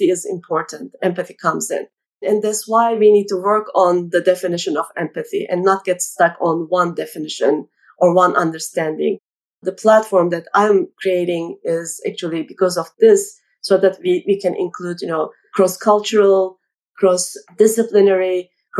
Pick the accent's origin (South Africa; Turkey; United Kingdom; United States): Turkey; I grew up in Turkey